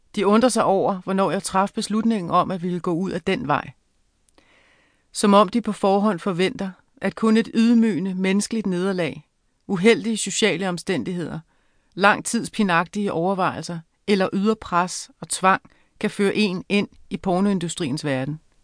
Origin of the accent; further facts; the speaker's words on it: Avedøre, Capital Region of Denmark, Denmark; also born or lived in Frederiksberg; jeg voksede op i et parcelhusområde i Avedøre i 70'erne og starten af 80'erne